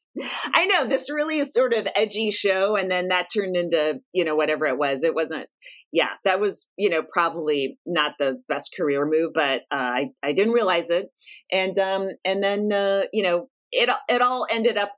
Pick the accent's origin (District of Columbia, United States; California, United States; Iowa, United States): California, United States; San Francisco; I'm from San Francisco